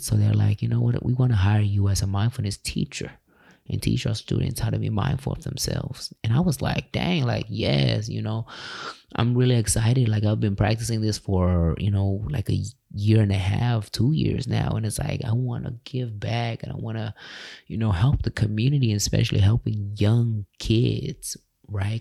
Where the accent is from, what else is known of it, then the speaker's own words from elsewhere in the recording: California, United States; moved away as an adult; now in Tulsa, United States; I left my hometown, California